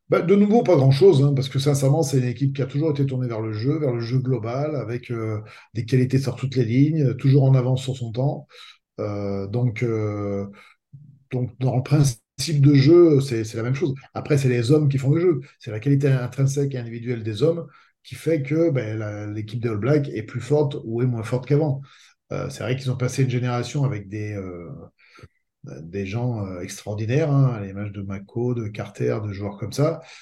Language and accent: French; France; en tant que Français